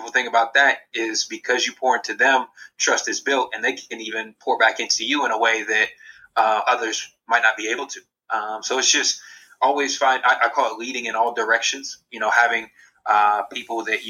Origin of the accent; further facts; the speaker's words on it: Columbus, Ohio, United States; originally from Columbus, Ohio. So was in my hometown